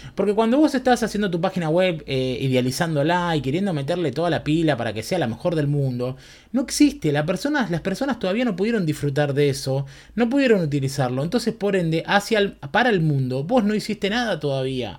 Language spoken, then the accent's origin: Spanish; Berazategui, Buenos Aires Province, Argentina; also born or lived in Quilmes; viví en Verazategui toda mi vida